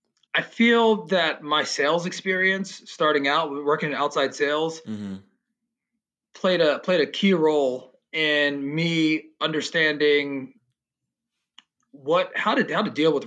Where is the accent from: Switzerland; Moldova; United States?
United States; Philadelphia, Pennsylvania; moved away as an adult; also born or lived in Delaware / San Diego; Yeah, well, I'm originally from Philadelphia. I grew up there, went to grade school, high school. Then I went to college, University of Delaware.